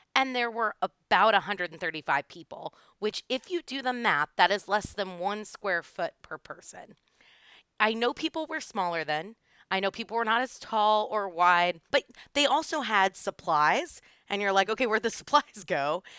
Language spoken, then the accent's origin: English; the South, United States; I'm from the South